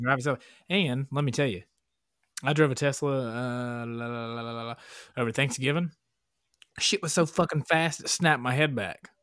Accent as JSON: {"language": "English", "region": "Appalachian Mountains", "country": "United States", "tie": "born or raised there", "said": "I was raised in the Appalachian fucking mountains"}